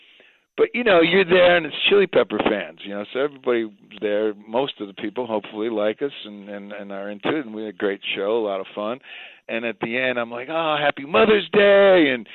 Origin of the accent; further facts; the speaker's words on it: Detroit, Michigan, United States; moved away; Well, I grew up in Michigan, right? So I'm a Detroit boy.